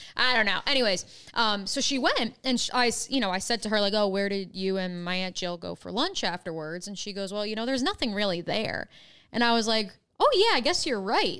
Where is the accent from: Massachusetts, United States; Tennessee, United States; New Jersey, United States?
New Jersey, United States; Freehold; moved away as an adult; also born or lived in Iowa City, Iowa / Ithaca, New York; now in Jacksonville, United States; my hometown, shout out Freehold, New Jersey, is the geographic center between Philly and New York